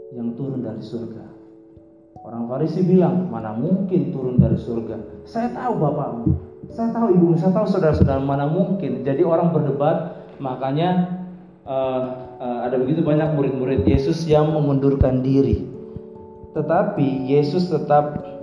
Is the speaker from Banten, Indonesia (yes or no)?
no; Makassar, South Sulawesi, Indonesia; now in Bekasi, Indonesia; saya pelayanan saya di Bekasi baru 4 tahun tapi saya lahir saat di Makassar